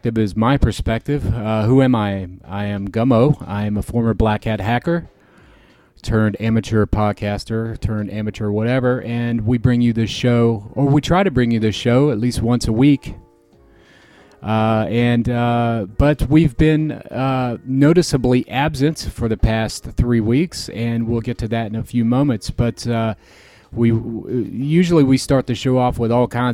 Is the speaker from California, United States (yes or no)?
no; Florida, United States; now in Chicago, United States; I'm from Florida, and that's where most of my family lives